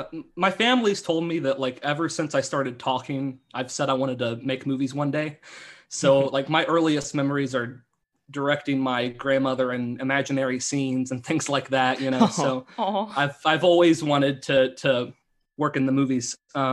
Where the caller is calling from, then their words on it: Baltimore, Maryland, United States; I'm from Baltimore, Maryland.